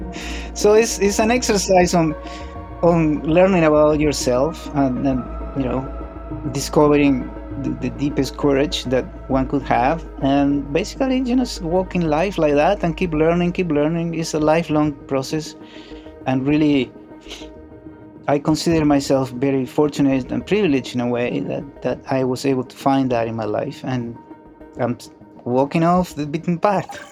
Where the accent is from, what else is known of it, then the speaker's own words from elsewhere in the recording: Montevideo, Uruguay; moved away; I was born in Uruguay, in Montevideo.